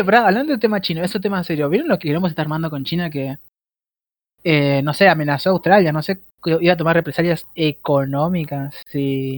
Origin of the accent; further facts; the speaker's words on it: Rosario, Santa Fe, Argentina; Pandolfo y yo somos de Rosario